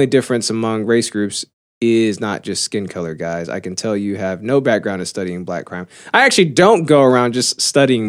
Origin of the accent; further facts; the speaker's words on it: Dallas, Texas, United States; I grew up in Oak Cliff